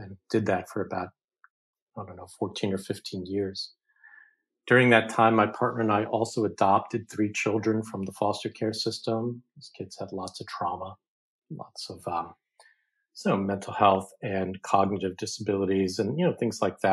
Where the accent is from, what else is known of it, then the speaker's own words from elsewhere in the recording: New York City, New York, United States; I grew up in Brooklyn, New York, with a working class poor family, Italian and Irish